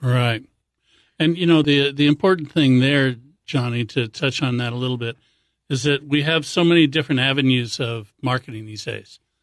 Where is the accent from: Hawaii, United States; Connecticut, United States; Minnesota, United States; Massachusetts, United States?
Hawaii, United States; I grew up in Hawaii